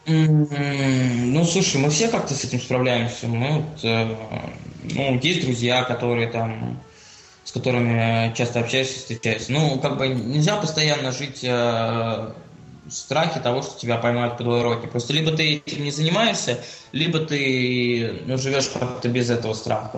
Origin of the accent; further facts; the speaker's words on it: Saint Petersburg, Russia; я родился в Санкт-Петербурге